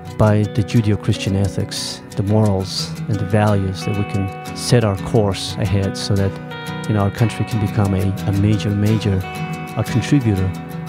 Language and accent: English; Mongolia; I am from Mongolia.